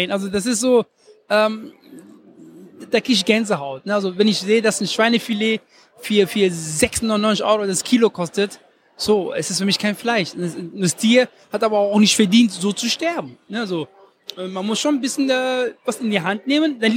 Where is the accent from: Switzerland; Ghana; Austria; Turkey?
Ghana; also born or lived in Germany; Ich bin einmal, ich bin einmal Deutscher und einmal aus, ich bin einmal aus Ghana.